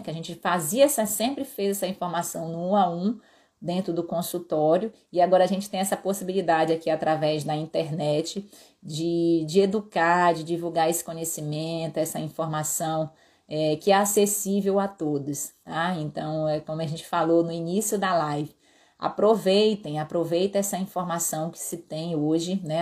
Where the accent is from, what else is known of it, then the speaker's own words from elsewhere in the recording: Pará, Brazil; eu sou paraense, com herança no Ceará também. Então, na, minha terra a gente fala topada